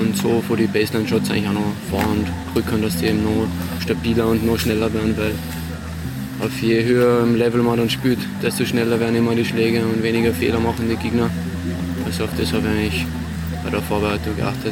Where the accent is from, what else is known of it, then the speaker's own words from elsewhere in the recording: Salzburg, Austria; in Salzburg, in meiner Heimat